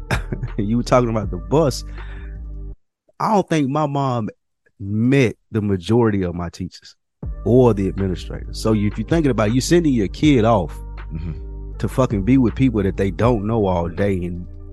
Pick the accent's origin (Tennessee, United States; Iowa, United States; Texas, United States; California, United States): Tennessee, United States; Nashville; moved away; the people of Nashville, my hometown, went back there this weekend